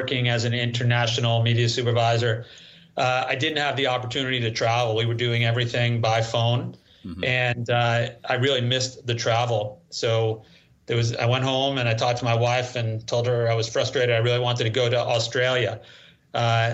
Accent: New York City, New York, United States; moved away as an adult; now in Hong Kong; I grew up in Queens, New York.

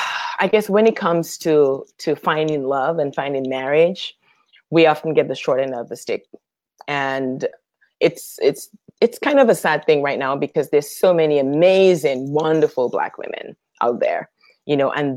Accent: Dominica; born there; And he asked me if I'm originally from Canada. And I was like, no, actually, I was born in Dominica.

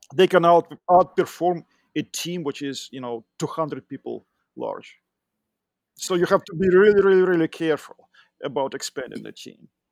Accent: Russia; accent: Russian; English is a second language; moved away as an adult; also born or lived in Moscow; now in United States; I'm originally from Russia. You can tell b-, by my accent

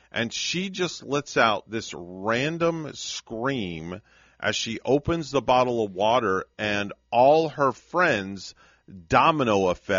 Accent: New York, United States; moved away; And I'm from New York.

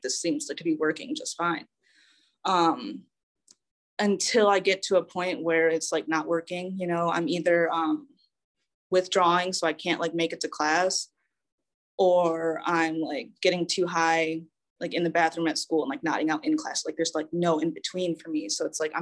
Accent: Saginaw, Michigan, United States; I was born and raised in Saginaw, Michigan

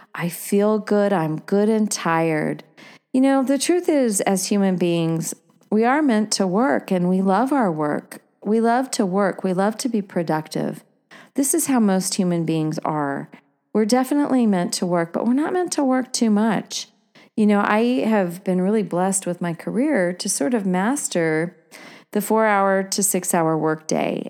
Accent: Oregon, United States; growing up in Oregon

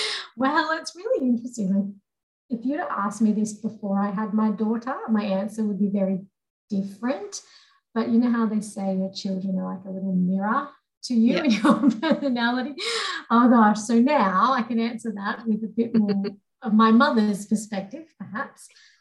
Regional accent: Papua New Guinea; moved away; also born or lived in Sydney, Australia; the juxtaposition between growing up in New Guinea and then moving to Sydney.

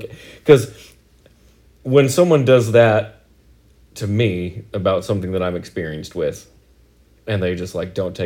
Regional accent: Oregon, United States; we're from Oregon

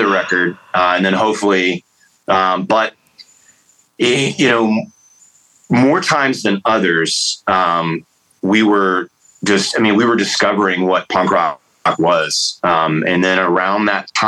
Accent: Atlanta, Georgia, United States; moved away as an adult; also born or lived in Tacoma, Washington / the South; now in North Carolina, United States; I grew up in the Atlanta punk rock scene and the Oi scene

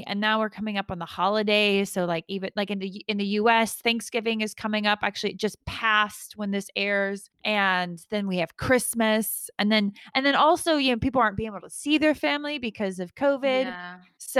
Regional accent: Georgia, United States; now in United Kingdom; Georgia, that's my home state.

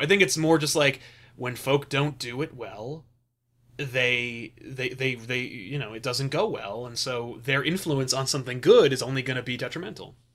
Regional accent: United States; as an American

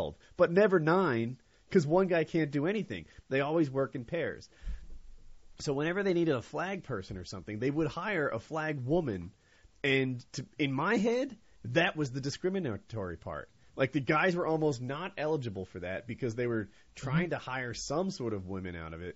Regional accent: New Jersey, United States; now in North Carolina, United States; I'm from Jersey

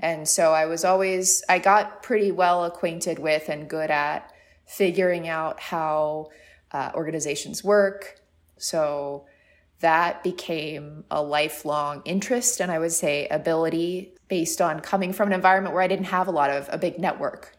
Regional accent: San Diego, California, United States; now in New York, United States; I'm originally from San Diego, which is a, a, and a small coastal town

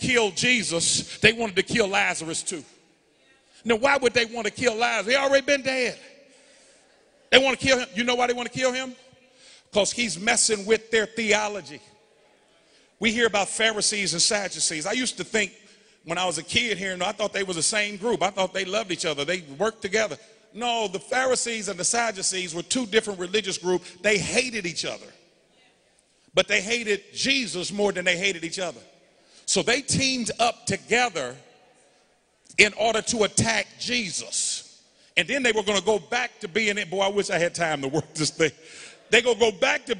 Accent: Indianapolis, Indiana, United States; also born or lived in Dallas; I was raised in Arlington Woods, 46218

